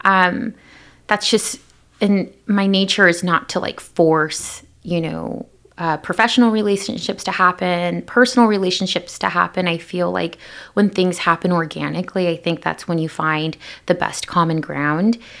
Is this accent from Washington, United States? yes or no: yes; Pasco, Washington, United States; I'm originally from Pasco, Washington